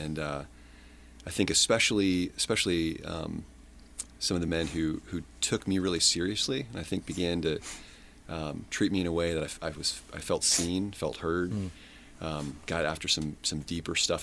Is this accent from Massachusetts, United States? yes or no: no; Colorado, United States; moved away as an adult; also born or lived in Southern Maryland; now in Baltimore, United States; I was born in Southern Maryland. I grew up in Colorado